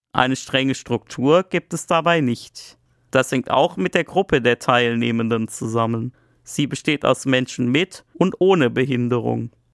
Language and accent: German; Black Forest, Baden-Württemberg, Germany; Ich komme auch aus einem sehr ländlichen Teil des Schwarzwaldes